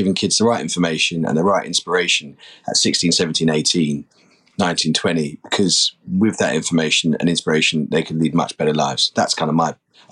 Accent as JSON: {"language": "English", "region": "London", "country": "United Kingdom", "tie": "born or raised there", "said": "I grew up in London to part of an amazing family"}